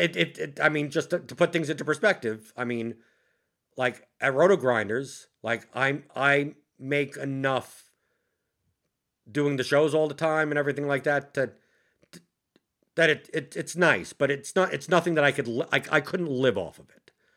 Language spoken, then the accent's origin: English; New York City, New York, United States; moved away as an adult; I grew up in Brooklyn